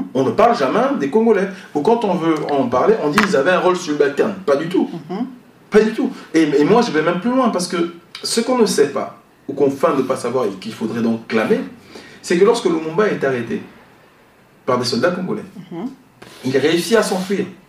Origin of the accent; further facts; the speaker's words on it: Gabon; mon pays, le Gabon, parce que je suis gabonais.